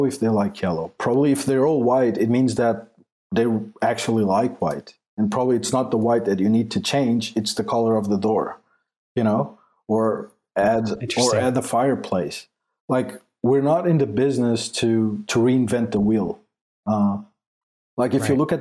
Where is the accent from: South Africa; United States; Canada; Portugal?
Portugal; English is a second language; I'm not English, I'm Portuguese. So English is not my first language.